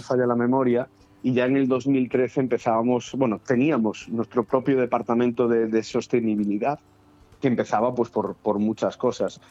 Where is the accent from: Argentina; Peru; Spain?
Spain; Galicia; moved away; yo que soy gallego